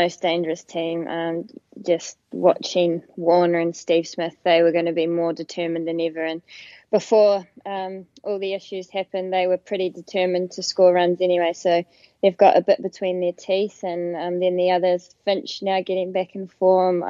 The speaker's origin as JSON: {"language": "English", "country": "New Zealand", "said": "Being a New Zealander"}